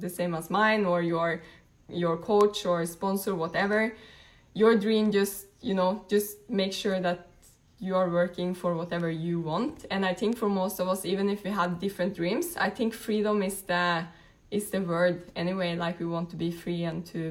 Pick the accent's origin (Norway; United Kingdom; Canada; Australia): Norway; moved away; I'm originally from Norway.